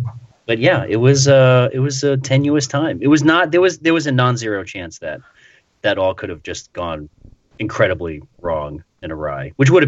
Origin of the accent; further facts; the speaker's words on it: Queens, New York, United States; I was born in Queens. I was raised in Queens.